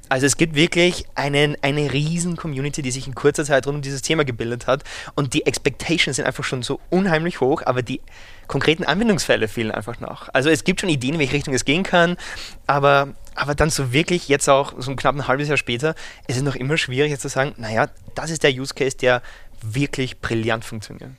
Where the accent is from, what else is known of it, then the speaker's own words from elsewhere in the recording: Vienna, Austria; Ich Komme ursprünglich aus Wien